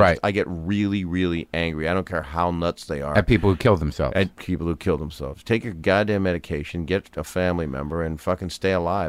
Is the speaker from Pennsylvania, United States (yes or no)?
yes; Philadelphia, Pennsylvania, United States; moved away as an adult; now in Los Angeles, United States; I was in LA from Philly.